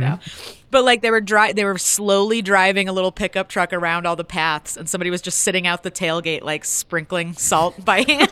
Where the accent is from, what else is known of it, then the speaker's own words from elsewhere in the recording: Buffalo, New York, United States; now in Denver, United States; I'm from Buffalo